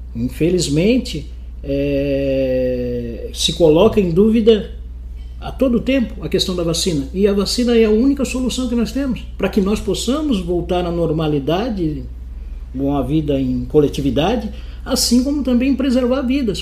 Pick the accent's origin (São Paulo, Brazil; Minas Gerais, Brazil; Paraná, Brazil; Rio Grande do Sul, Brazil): Paraná, Brazil; now in Itajaí, Brazil; eu sou do Paraná